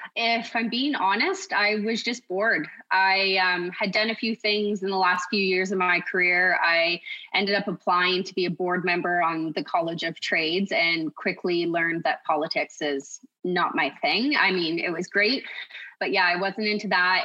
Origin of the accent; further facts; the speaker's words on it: Kawartha Lakes, Ontario, Canada; So, I'm from Kawartha Lakes. I was born and raised.